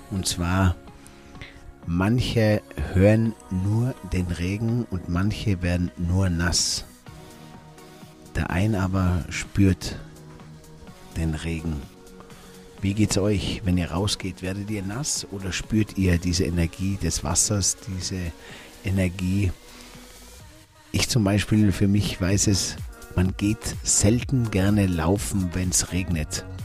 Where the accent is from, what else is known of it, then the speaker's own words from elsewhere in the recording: Tyrol, Austria; wo wir gemeinsam … und … vielleicht bei uns im Zillertal irgendwo mal in den Bergen wandern ganz oben in einer Hütte übernachten